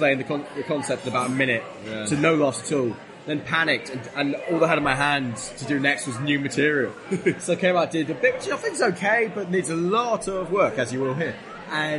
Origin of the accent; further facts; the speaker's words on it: Devon, South West England, United Kingdom; I come from Devon